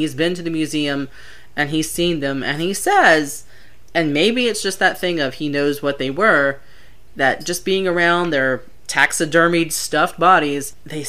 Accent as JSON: {"language": "English", "country": "United States", "said": "I'm your Carolina girl"}